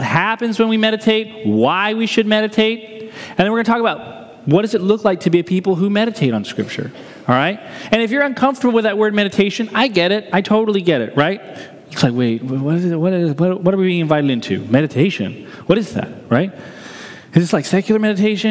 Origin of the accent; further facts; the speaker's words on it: New Hampshire, United States; growing up in New Hampshire